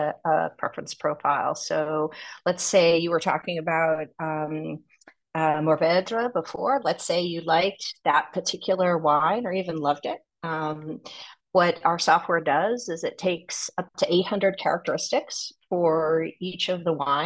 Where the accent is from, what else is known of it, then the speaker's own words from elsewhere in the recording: New Jersey, United States; also born or lived in New York / London / Tokyo; I'm originally from New Jersey, home of the Sopranos, and a lot of bad New Jersey Turnpike jokes.